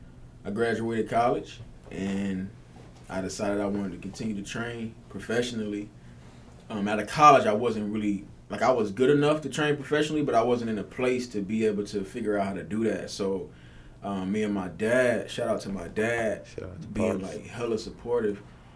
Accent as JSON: {"language": "English", "region": "North Carolina", "country": "United States", "also_born_or_lived": "Fayetteville, North Carolina / Charlotte, North Carolina", "moved": "as an adult", "lives_now": "California, United States", "said": "But I'm from North Carolina."}